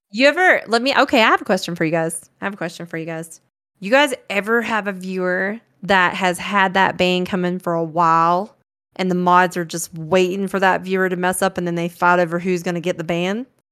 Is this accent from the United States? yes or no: yes; Branford, Florida, United States; moved away as an adult; now in Colorado, United States; I grew up in Florida with the Sticks and the Gators